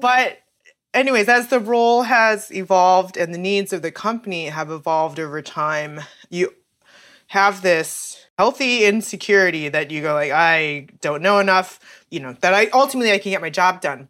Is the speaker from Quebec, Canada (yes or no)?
no; Calgary, Alberta, Canada; moved away as an adult; also born or lived in Saskatchewan / Kingston, Ontario / Santa Barbara, California; my family moved to Calgary when I was about four years old.